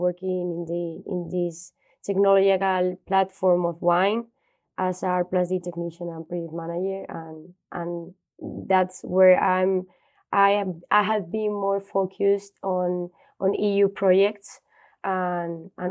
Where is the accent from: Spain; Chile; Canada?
Spain; Valladolid, Castile and León; I grew up in Valladolid, that is a city from Spain, more in the north from Madrid